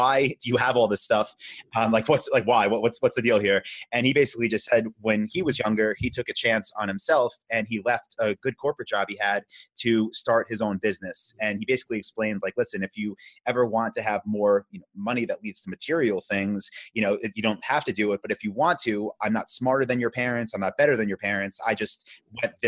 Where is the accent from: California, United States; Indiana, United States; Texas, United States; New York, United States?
New York, United States; Long Island; moved away as an adult; also born or lived in Vietnam; now in Austin, United States; I grew up, I'm from Long Island